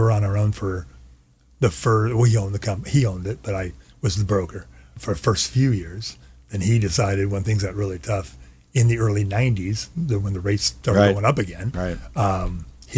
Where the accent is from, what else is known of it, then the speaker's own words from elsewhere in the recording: Orange County, California, United States; Born and raised in Orange